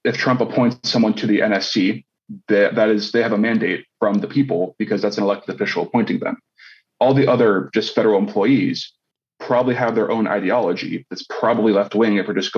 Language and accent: English; Cincinnati, Ohio, United States; Cincinnati, Ohio, my hometown